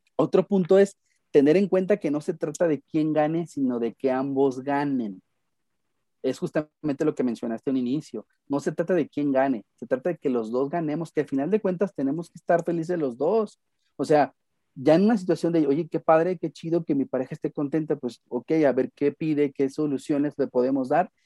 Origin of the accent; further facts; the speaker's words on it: Guadalajara, Jalisco, Mexico; Me encuentro en la ciudad de Guadalajara, Jalisco